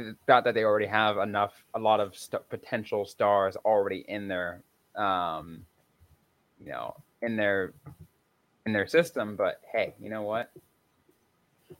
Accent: Bay Area, California, United States; moved away; I'm originally from the Bay Area.

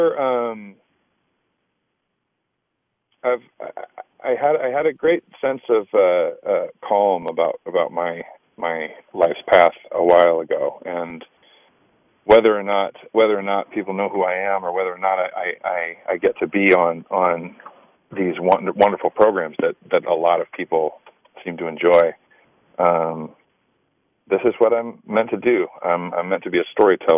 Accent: Sacramento, California, United States; moved away as an adult; also born or lived in Los Angeles, California / Chicago, Illinois / New York; I grew up in Sacramento, California.

